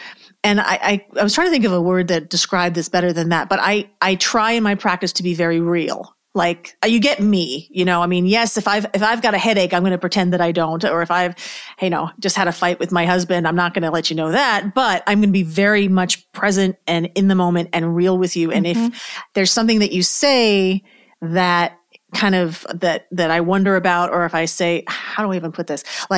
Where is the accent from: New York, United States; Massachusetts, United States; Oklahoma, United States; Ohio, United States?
New York, United States; And I'm from New York originally, so I think that has a lot to do with it.